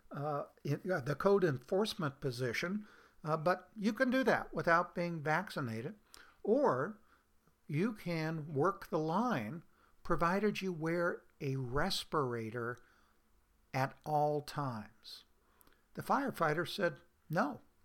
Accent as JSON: {"language": "English", "region": "Oregon", "country": "United States", "said": "my home state of Oregon"}